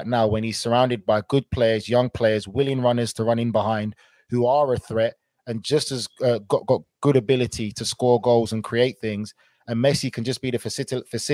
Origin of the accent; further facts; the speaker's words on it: England, United Kingdom; us as English players